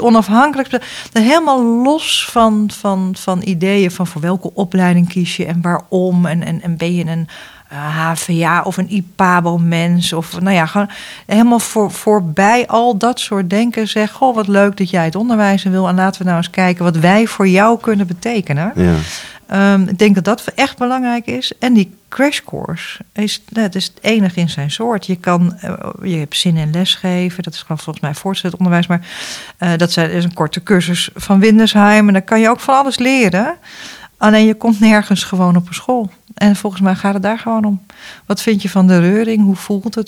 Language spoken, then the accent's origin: Dutch; Netherlands; wij als Nederlanders